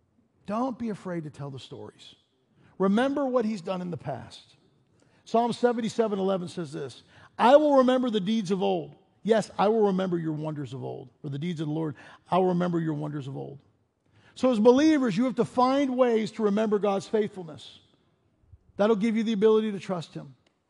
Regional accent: Chicago, Illinois, United States; now in Denver, United States; I remember we moved to Denver and we came from Chicago. In our community in Chicago, all of the school stuff was paid for. We get to Denver, and they hand me this list.

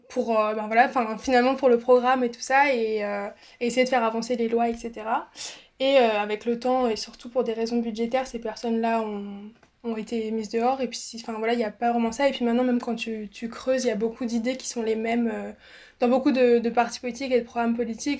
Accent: Alsace, Grand Est, France; de base, je suis alsacienne

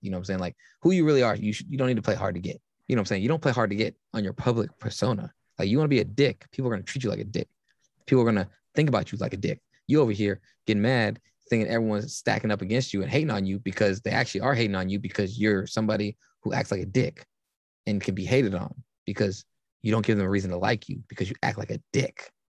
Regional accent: Berkeley, California, United States; growing up around Cal my whole life

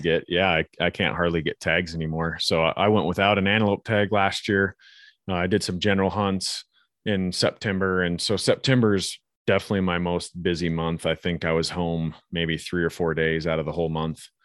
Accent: Flathead Valley, northwest Montana, United States; I grew up in the Flathead Valley up in northwest Montana

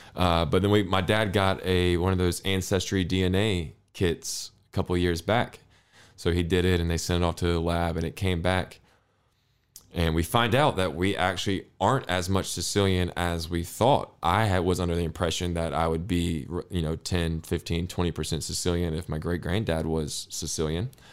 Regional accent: North Carolina, United States; moved away as an adult; now in Sundsvall, Sweden; where I grew up specifically, there was three universities: the University of Chapel Hill, NC State, and Duke, and they're all within ten kilometers

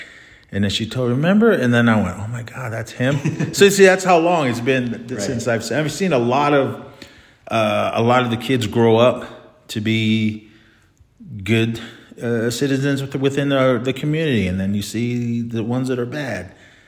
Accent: California, United States; now in Susanville, United States; I grew up in the Bay Area my whole life, and that's where I met Chris and my wife and Renee, and then she drug me up here.

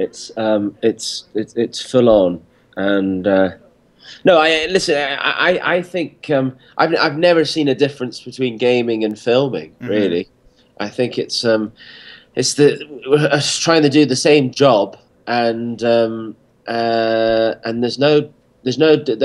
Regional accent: United Kingdom; I'm British.

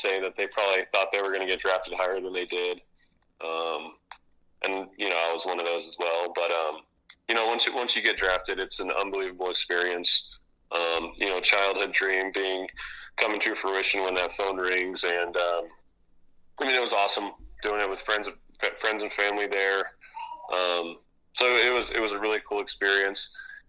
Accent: Orlando, Florida, United States; also born or lived in Japan; I am from Orlando, Florida. I grew up in a Navy family, so my dad was in the Navy, so we bounced around a little bit when I was younger. Ended up living in Japan for 3 years before my dad retired back in Orlando.

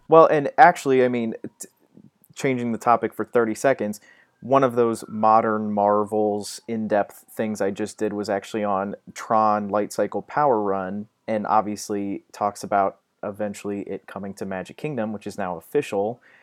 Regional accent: Ohio, United States; I'm from Ohio.

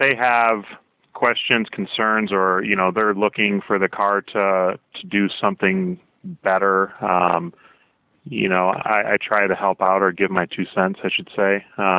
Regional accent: Michigan, United States; also born or lived in South Carolina; I grew up in Michigan and South Carolina.

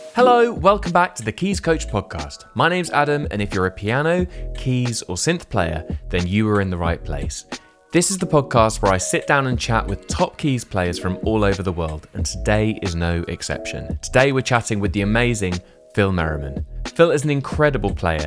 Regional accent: Portsmouth, South East England, United Kingdom; the north of the city where I grew up in Portsmouth

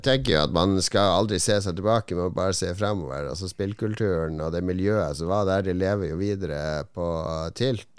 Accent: Norway; vi er fra Norge

